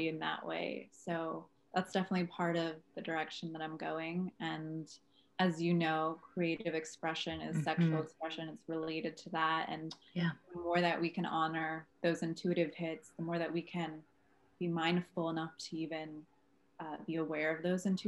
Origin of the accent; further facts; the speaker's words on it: New Jersey, United States; moved away as an adult; now in California, United States; I'm from New Jersey